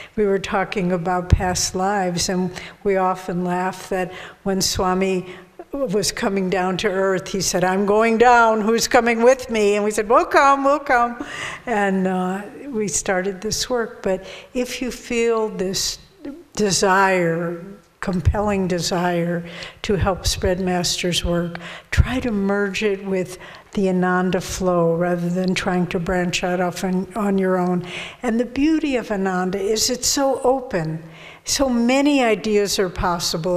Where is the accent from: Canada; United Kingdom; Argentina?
Argentina; English is a second language; from Argentina